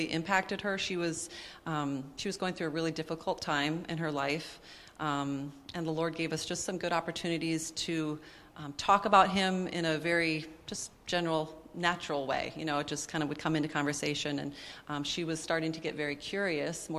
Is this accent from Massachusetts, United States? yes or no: no; Minnesota, United States; moved away as an adult; We moved away from Minnesota, which is where we had grown up